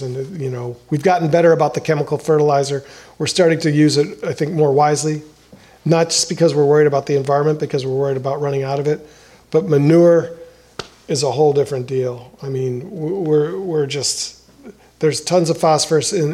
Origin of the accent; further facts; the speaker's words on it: De Pere, Wisconsin, United States; now in Milwaukee, United States; De Pere on the river across from St. Norbert College at this boat ramp that I used to play at when I was a kid